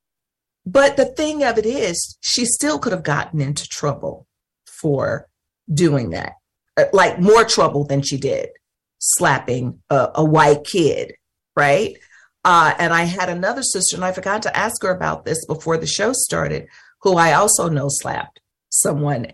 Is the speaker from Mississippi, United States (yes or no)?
yes; North Mississippi, United States; moved away; We lived in North Mississippi